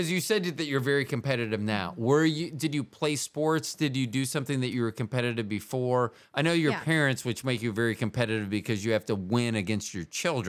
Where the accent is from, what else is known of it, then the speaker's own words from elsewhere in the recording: Iowa, United States; I played street That's tennis growing up in Iowa.